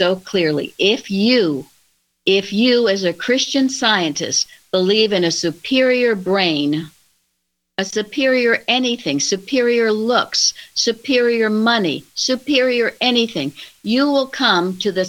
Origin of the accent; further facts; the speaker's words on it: Plainfield, United States; When I was a young child growing up in Plainfield